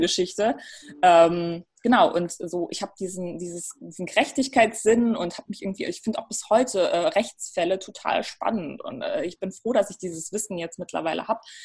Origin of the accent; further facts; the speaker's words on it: Ruhr area, North Rhine-Westphalia, Germany; moved away as an adult; also born or lived in North Macedonia; now in Berlin, Germany; ich bin im Ruhrgebiet aufgewachsen.